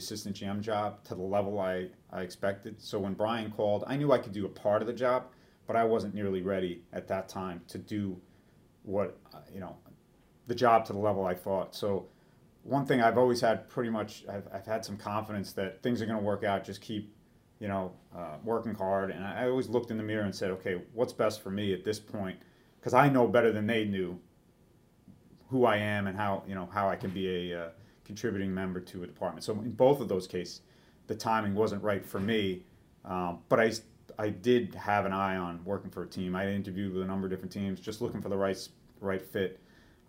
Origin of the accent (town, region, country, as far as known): New York, United States; born or raised there